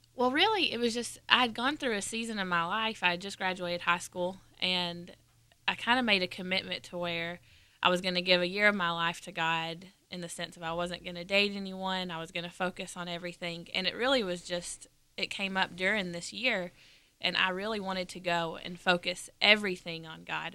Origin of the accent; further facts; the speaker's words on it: Dalton, Georgia, United States; I'm from Dalton, Georgia, which is in the northwest corner of Georgia, about an hour and a half north of Atlanta